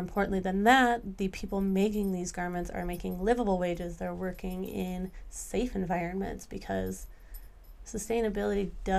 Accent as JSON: {"language": "English", "area": "Lake Michigan", "region": "Midwest", "country": "United States", "tie": "born or raised there", "said": "I've also grown up working and living on Lake Michigan"}